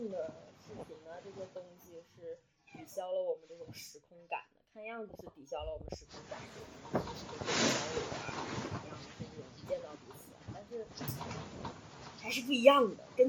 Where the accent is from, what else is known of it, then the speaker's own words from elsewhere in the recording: Panjin, Liaoning, China; 来到盘锦， 嗯 我的家乡。